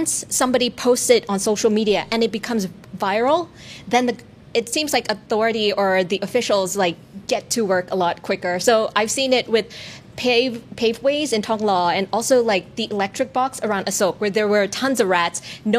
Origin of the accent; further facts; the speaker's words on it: Bangkok, Thailand; I grew up in Bangkok